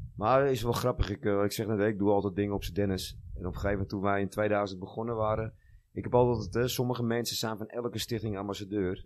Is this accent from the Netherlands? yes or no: yes; Amsterdam, North Holland, Netherlands; Nou, ik ben een jongetje uit Noord. Ik speelde in mijn 16e in de UV1. Ben opgegroeid in de Loenenmark bij mijn ouders en Noord.